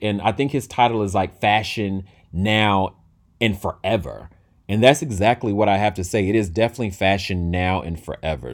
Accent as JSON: {"language": "English", "town": "Durham", "region": "North Carolina", "country": "United States", "tie": "born or raised there", "said": "from my hometown. Shout out to Bull City from Durham, North Carolina."}